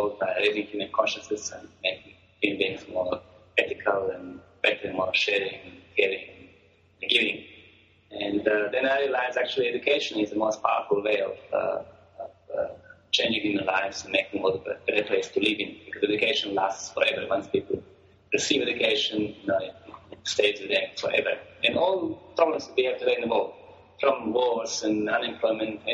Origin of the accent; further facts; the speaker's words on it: Croatia; moved away as an adult; now in South Africa; I was born in Croatia, a country called Croatia, a small country in Europe across Italy. And I came to Africa about 25 years ago.